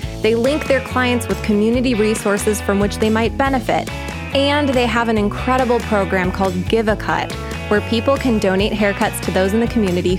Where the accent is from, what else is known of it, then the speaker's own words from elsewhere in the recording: Virginia, United States; Oh, gosh. Yes, I did. I grew up, well, I kind of grew up in two places.